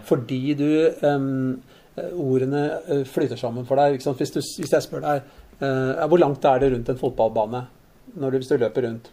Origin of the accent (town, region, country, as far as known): Lørenskog, Akershus, Norway; born or raised there